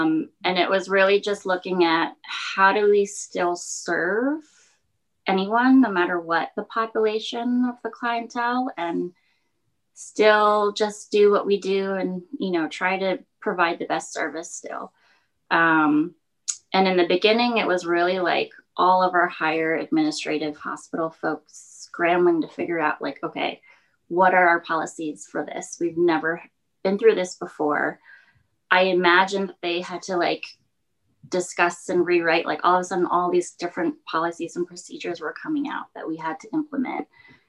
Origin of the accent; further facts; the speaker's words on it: New York, United States; as a New Yorker, I would like get up, get ready, throw on clothes, go out onto public transportation